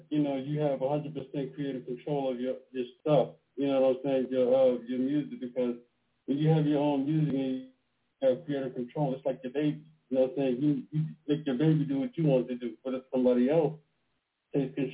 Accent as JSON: {"language": "English", "town": "Pittsburgh", "region": "Pennsylvania", "country": "United States", "moved": "yes", "lives_now": "Baltimore, United States", "said": "I'm calling from Baltimore right now, but I'm from Pennsylvania, from Pittsburgh."}